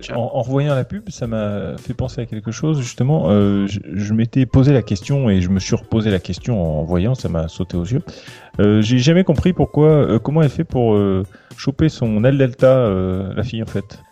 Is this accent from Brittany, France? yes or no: no; Calvados, Normandy, France; je suis du Calvados